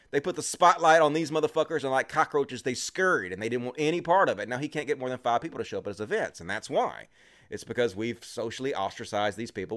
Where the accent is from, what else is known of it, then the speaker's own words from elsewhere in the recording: Mississippi, United States; I'm from Mississippi